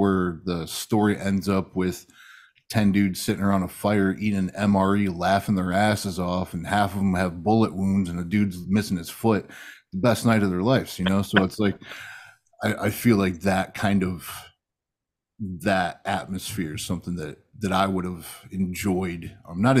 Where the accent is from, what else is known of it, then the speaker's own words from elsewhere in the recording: Michigan, United States; I'm from Michigan